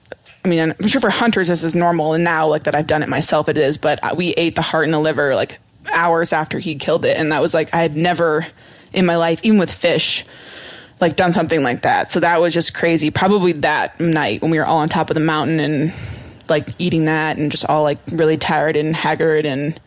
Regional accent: Montana, United States; I grew up in Montana

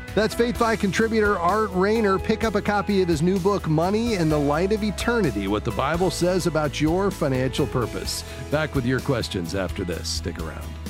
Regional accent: Fort Lauderdale, Florida, United States; Fort Lauderdale, my hometown.

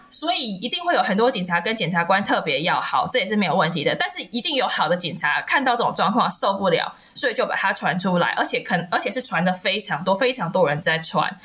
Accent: Taiwan; 尤其是我们台湾人的教育

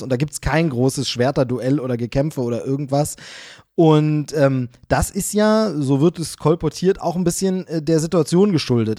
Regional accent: Germany; ich bin in der DDR aufgewachsen, ähm, bis ich zehn Jahre alt war, neun Jahre, zehn Jahre

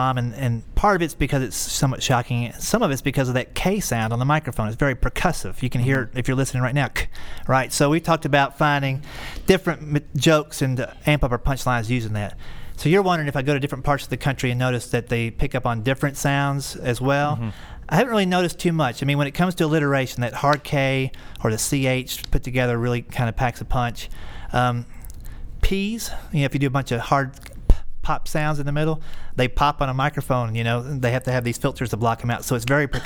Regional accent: the South, United States; I'm from the South.

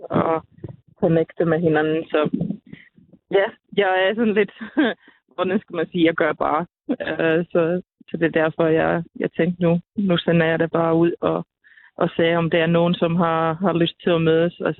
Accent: Finland; now in Denmark; og jeg er jo lidt fra Finland, og, og min familie er for det meste bor derovre

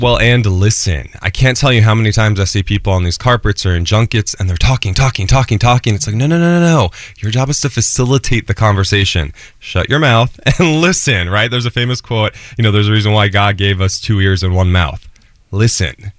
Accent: New Jersey, United States; I'm an Italian from Jersey

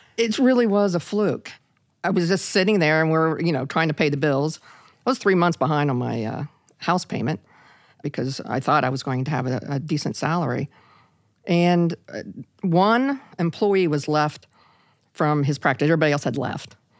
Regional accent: Parkersburg, West Virginia, United States; in my hometown of a little town of Parkersburg, West Virginia

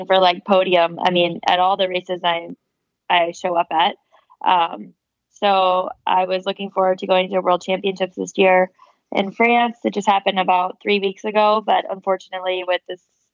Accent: Charleston, South Carolina, United States; I grew up in South Carolina, in Charleston

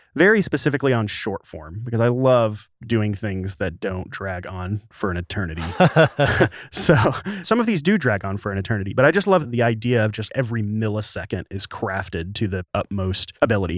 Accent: the Delta of Arkansas, United States; moved away; Arkansas. the Delta of Arkansas, so a very poor area outside of Memphis, Tennessee

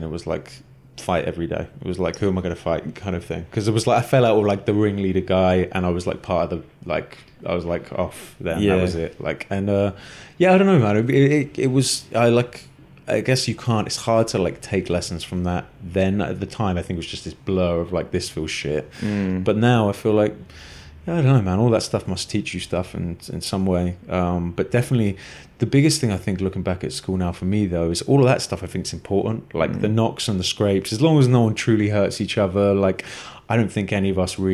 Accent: Exeter, South West England, United Kingdom; I grew up in Exeter in Devon, which is southwest England

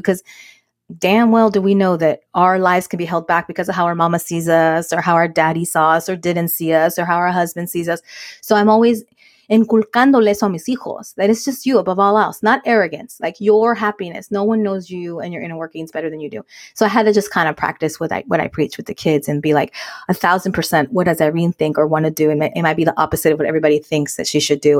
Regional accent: United States; Mexican American women

